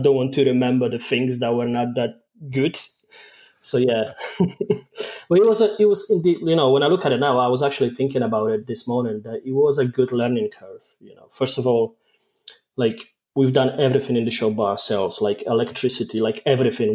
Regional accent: Poland; accent: mainly Polish with a mix of Scottish; moved away as an adult; now in Scotland, United Kingdom; I'm Polish

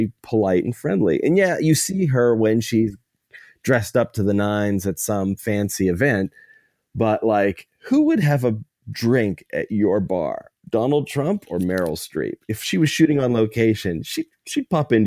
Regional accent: New Kensington / Lower Burrell, outside Pittsburgh, Pennsylvania, United States; my hometown, a little town outside of Pittsburgh, New Ken, Lower Borough

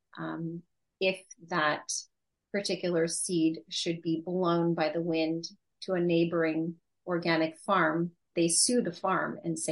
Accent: United States; I was born and raised here in the United States. I'm first generation US

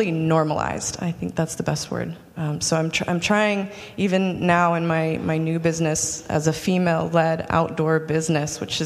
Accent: Utah, United States; I grew up pretty poor in Utah

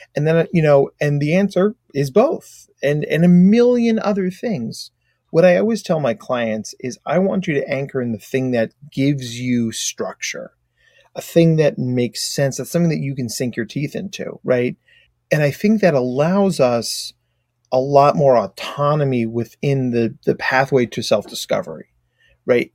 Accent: United States; accent: very American; also born or lived in Australia; my very American accent

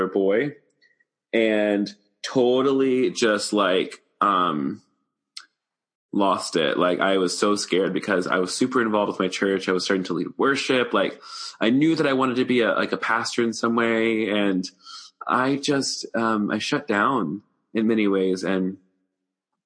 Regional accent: the South, United States; now in Atlanta, United States; I grew up in the South

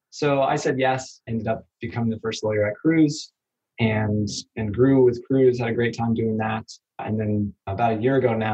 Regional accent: Kansas City, Missouri, United States; originally from Kansas City, went to undergrad in Arizona

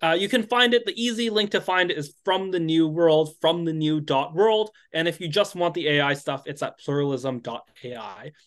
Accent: United States; I'm American

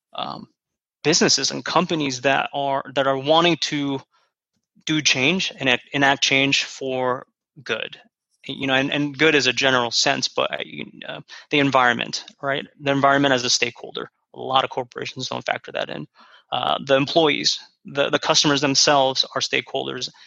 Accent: United States; So I am Korean American. I'm second gen. So I didn't immigrate here, but my parents did.

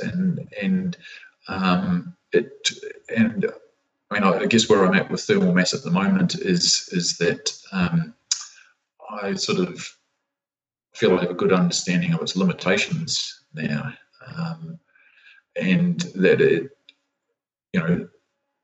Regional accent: Christchurch, Canterbury, New Zealand; I was born and raised in Christchurch

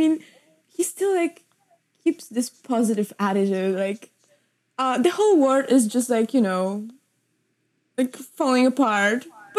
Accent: Cincinnati, Ohio, United States; Yeah. I'm from Cincinnati.

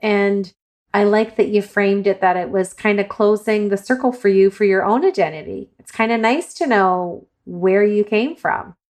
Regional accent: Ireland; I'm Irish

